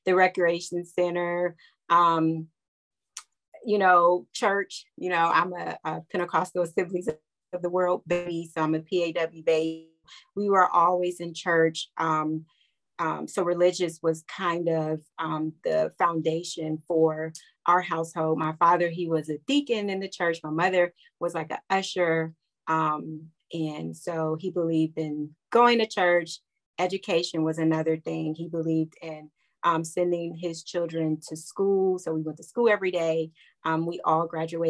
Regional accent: Columbus, Ohio, United States; growing up in Columbus

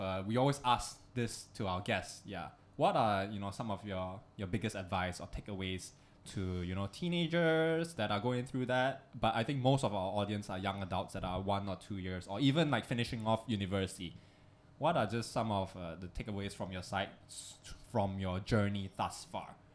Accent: Malaysia; also born or lived in Singapore; now in Hong Kong; us being Malaysians

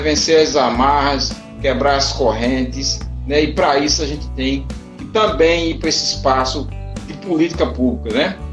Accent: Brazil; nasci na periferia, me criei na periferia do Cristo Redentor, nunca saí do Cristo Redentor, vivo aqui há 52 anos

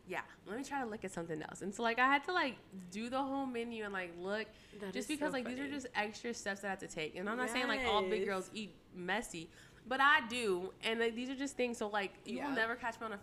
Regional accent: Taylor, Texas, United States; my hometown, Taylor, Texas, the 749.

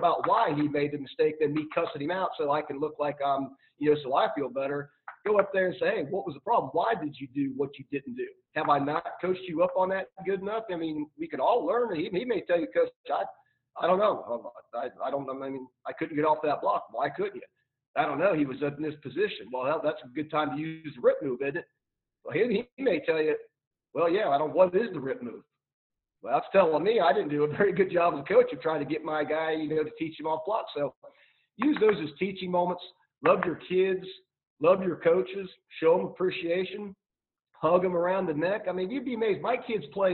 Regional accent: Ohio, United States; now in Tarboro, United States; I'm from Ohio, I take my family back to Ohio

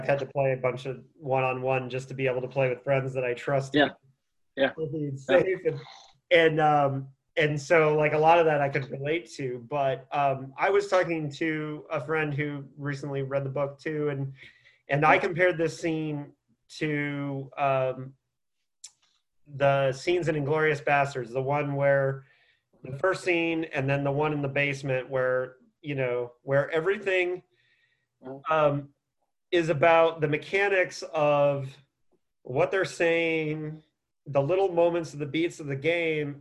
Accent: Bloomington, Indiana, United States; I grew up in Indiana.

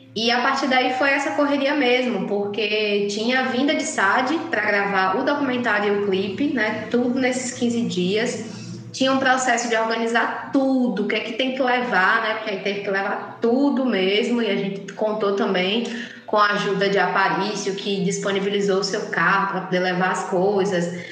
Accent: Salvador, Bahia, Brazil; moved away; eu sou de Salvador

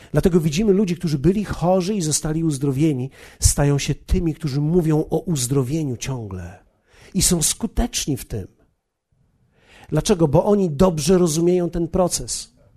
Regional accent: Poland; ja z Polski jestem przecież

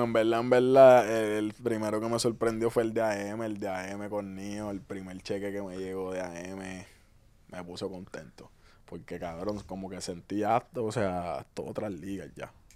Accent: Ceiba, Puerto Rico; also born or lived in Fajardo, Puerto Rico / Río Grande, Puerto Rico; yo nazco en Fajardo y me crié en Puerto, eh, en Ceiba, perdón, hasta los 12 años. Y ahí es que yo paso a Río Grande

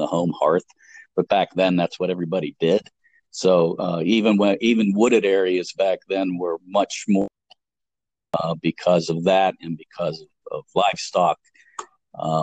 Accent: McKeesport, Pennsylvania, United States; I'm from McKeesport. McKeesport, we had to know how to say all those names.

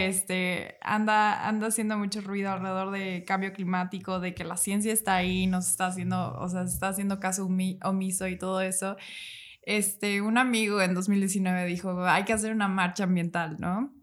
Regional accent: Morelos, Mexico; ya somos de Morelos

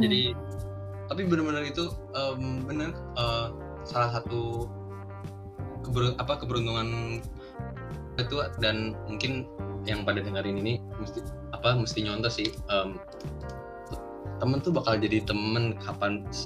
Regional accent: Jakarta, Indonesia; gue Betawi asli

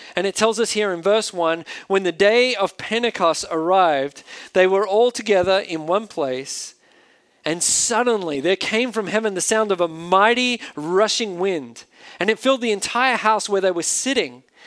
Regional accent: Australia; accent: Australian; now in United States; an Australian living in a foreign country

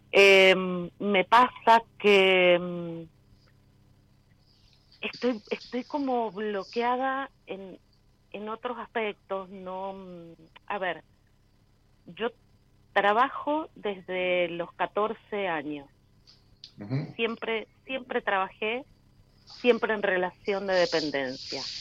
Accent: Mendoza, Argentina; now in Los Andes, Chile; Em, yo soy de Mendoza, pero

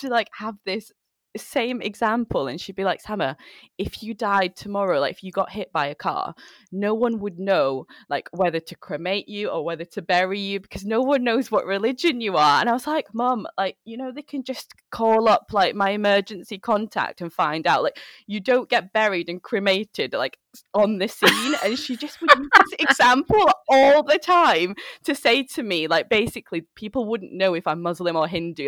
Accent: Manchester, North West England, United Kingdom; moved away as an adult; also born or lived in Chittagong, Bangladesh; now in London, United Kingdom; I came here when I was five years old.

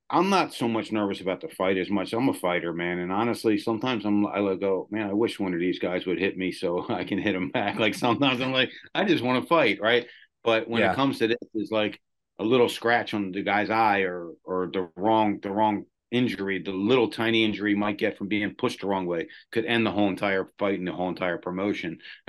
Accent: Pennsylvania, United States; Yeah, man. I mean, there's so many different memories.

